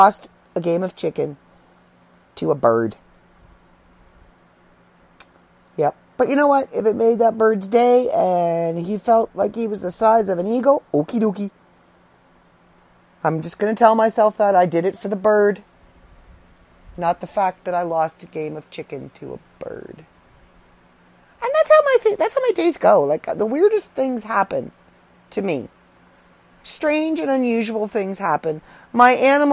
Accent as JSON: {"language": "English", "country": "Canada", "said": "I'm Canadian."}